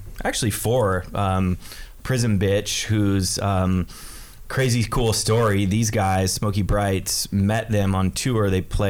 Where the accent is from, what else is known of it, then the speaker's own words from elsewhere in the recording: Southern Idaho, United States; moved away as an adult; also born or lived in Boise area; now in Seattle, United States; I grew up in Southern Idaho, I've been in Seattle now for 15 years